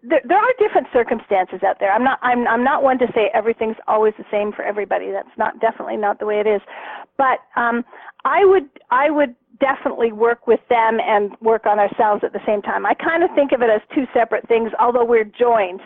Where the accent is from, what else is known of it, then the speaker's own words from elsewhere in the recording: Canada; now in Arizona, United States; I'm Canadian, but I I'm in Arizona right now. Um, but when I lived in Canada